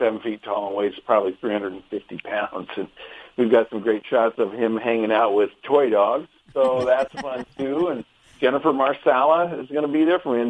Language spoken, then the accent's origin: English; Oregon, United States; moved away; also born or lived in Seattle / New York City; I grew up in Oregon and and spent 20 years in Seattle before moving to New York City for the last 14 years. And just this summer moved to Oregon